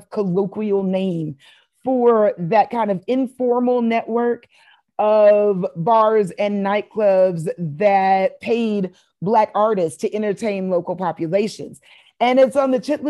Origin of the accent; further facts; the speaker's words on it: Houston, Texas, United States; moved away as an adult; also born or lived in Austin, Texas; growing up in Houston, I grew up in a city that had so many rich musical traditions.